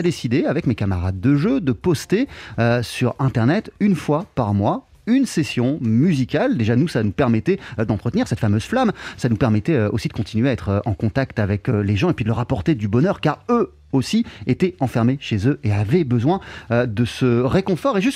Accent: Brixton, London, United Kingdom; French is a second language; also born or lived in Nigeria; je suis né en Grande-Bretagne, en Angleterre, à l'âge de 7 ans. Je suis parti au Nigeria où j'ai résidé durant 10 années. Je suis ensuite revenu en Angleterre, à Londres, puis à Brixton.

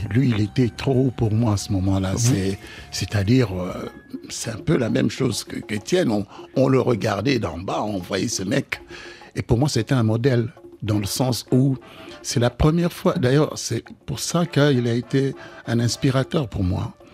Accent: DR Congo; je suis congolais

